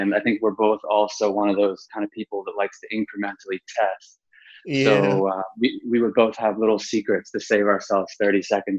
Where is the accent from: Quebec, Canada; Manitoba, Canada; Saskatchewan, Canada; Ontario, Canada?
Ontario, Canada; Toronto; moved away as an adult; also born or lived in Hong Kong / Xi'an, China; I'm Canadian from Toronto area. I graduated university in 2002 with a business, you know, an undergrad business degree, and I moved to Hong Kong 2 months later.